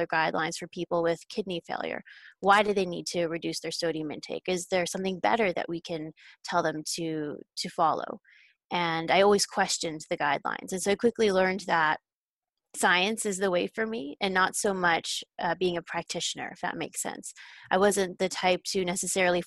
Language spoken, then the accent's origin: English; Canada; I grew up in Canada